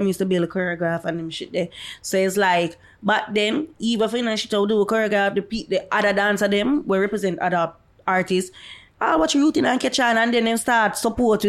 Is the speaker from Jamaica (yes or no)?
yes; Jamaica; Me's a dancehall dancer. I am from Jamaica